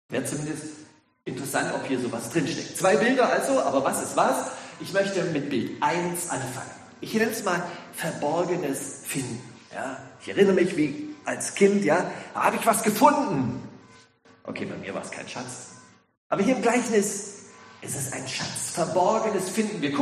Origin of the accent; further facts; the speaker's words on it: Ludwigsburg, Baden-Württemberg, Germany; ja, ich komme aus Ludwigsburg, bin der Gemeinschaftspastor.